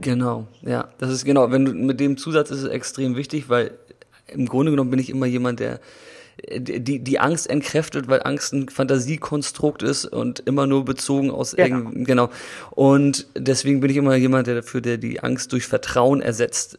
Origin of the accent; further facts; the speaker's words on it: Germany; wir hier als Deutsche